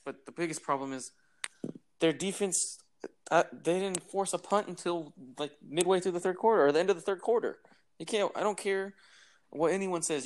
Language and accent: English; Bay Area, California, United States; we're we're both from the Bay Area, so we've grown up watching the Niners and Raiders